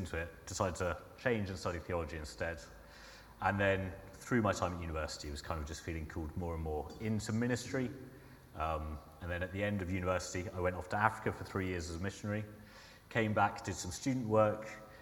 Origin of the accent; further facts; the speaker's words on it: Sussex, South East England, United Kingdom; moved away as an adult; now in Surrey, United Kingdom; And I'm originally from Sussex, so I'm adjusting to living in Surrey